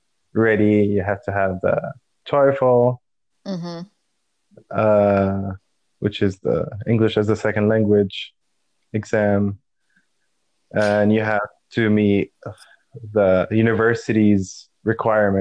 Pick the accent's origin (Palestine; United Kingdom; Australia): Palestine; moved away as an adult; also born or lived in Nebraska, United States; I'm from Palestine, and I end up in the States because I applied for the Fulbright scholarship